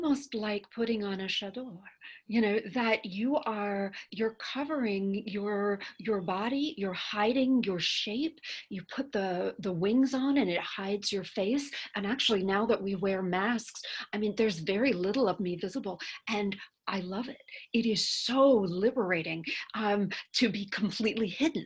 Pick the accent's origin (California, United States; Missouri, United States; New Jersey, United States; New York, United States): California, United States; I grew up in California, and my parents are solid liberals